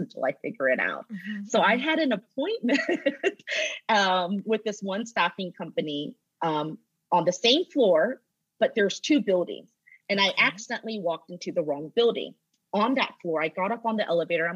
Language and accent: English; Roswell, Georgia, United States; I grew up in Atlanta. I grew up in Roswell. I did all of my schooling from elementary to college here in Georgia